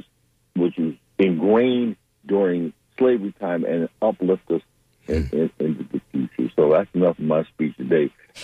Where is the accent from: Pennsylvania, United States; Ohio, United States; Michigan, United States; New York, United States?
Michigan, United States; Detroit; When I went to FAMU, the one thing I did, and I came up from Detroit, is we had good teachers.